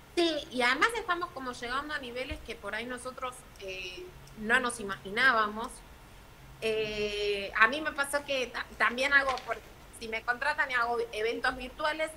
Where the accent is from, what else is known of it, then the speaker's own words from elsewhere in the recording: Argentina; nosotros acá en Argentina